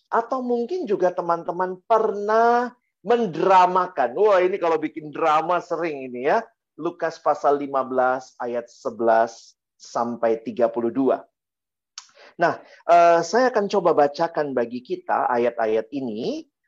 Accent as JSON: {"language": "Indonesian", "town": "Ambon", "region": "Maluku", "country": "Indonesia", "said": "Kalau saya orang Ambon bilang supastiu ya."}